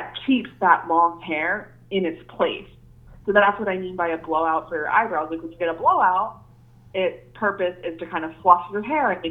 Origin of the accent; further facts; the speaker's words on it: Easton, Pennsylvania, United States; I'm from Easton, so I was born and raised in Easton. I went to Easton High School.